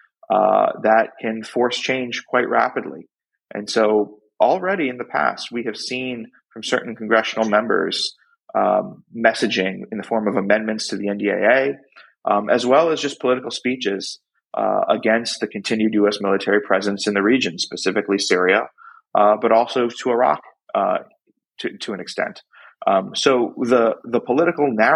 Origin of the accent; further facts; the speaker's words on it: upstate New York, United States; also born or lived in Brooklyn, New York; we moved upstate to a small vegetable farm in upstate New York. And so from the age of 6 on, that's where I grew up